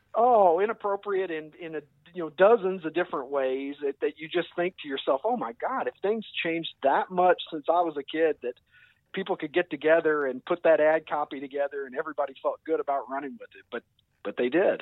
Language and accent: English; Kentucky, United States; accent: drawl; moved away as an adult; now in Chicago, United States; I was I was born and raised in Kentucky